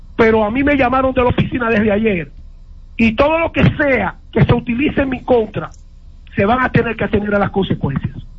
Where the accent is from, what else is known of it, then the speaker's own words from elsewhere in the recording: La Vega, Dominican Republic; moved away as an adult; now in United States; ese deporte vegano con el que nosotros nacimos